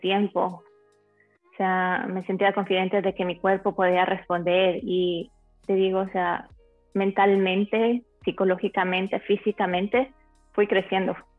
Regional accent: Ecuador; moved away as an adult; also born or lived in Spain / Telde, Gran Canaria, Spain; now in Miami, United States; originalmente soy de Ecuador, nací en Ecuador, a los 19 años me mudé a España.

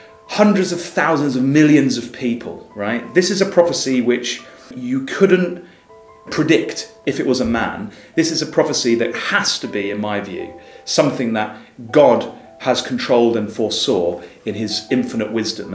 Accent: London, United Kingdom; I grew up in the Christadelphian community, and my parents were both Christadelphians in London

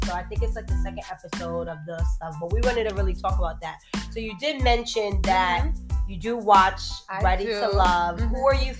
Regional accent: New York City, New York, United States; now in Washington, D.C. area, United States; I'm from New York, born and raised, but I live out here now in the DMV area.

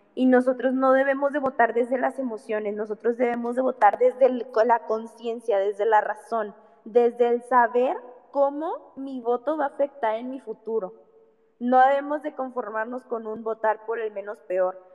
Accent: Mexico; somos mexicanos, vivimos en este país

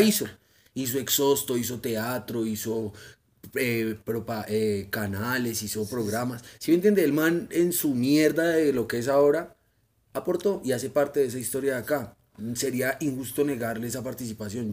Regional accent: Madrid, Cundinamarca, Colombia

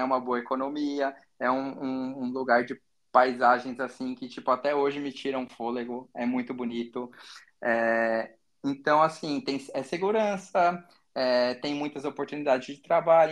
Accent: Brazil; moved away; Eu falo que eu sou muito brasileiro, porque eu amo a nossa cultura

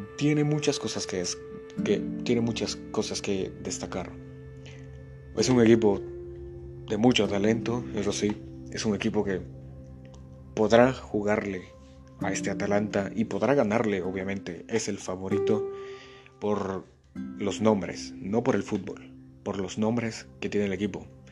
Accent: Guatemala; aquí en mi país, el buen Chapín

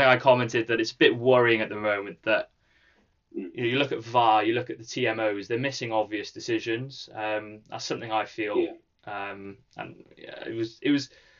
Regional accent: Cardiff, Wales, United Kingdom; I grew up as an Ospreys fan in Cardiff

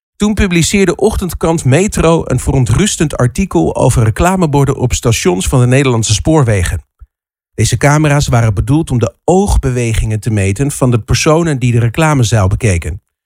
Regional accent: Netherlands

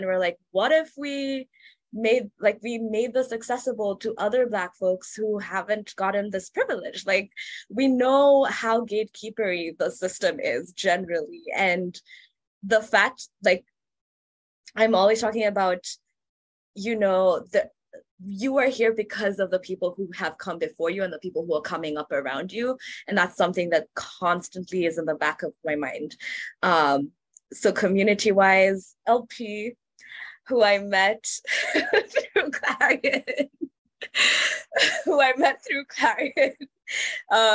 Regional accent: Kenya; moved away as an adult; I came from Kenya. That's where I'm from. So I grew up there, did my undergrad there

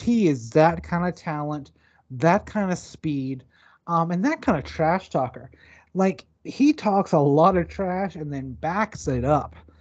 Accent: the South, United States; I'm from the South

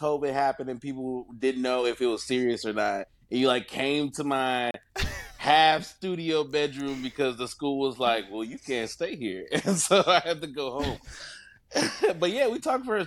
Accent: next to Lake Michigan, Midwest, United States; I grew up in the Midwest and next to Lake Michigan.

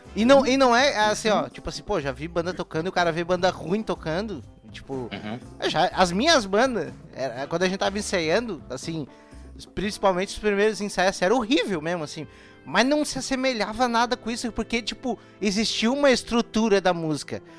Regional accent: Santa Catarina, Brazil; Eu sou de Santa Catarina

